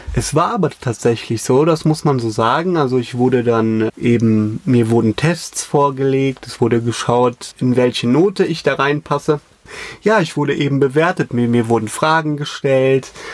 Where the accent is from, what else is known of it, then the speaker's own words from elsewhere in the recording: Koblenz, Rhineland-Palatinate, Germany; bei uns in Koblenz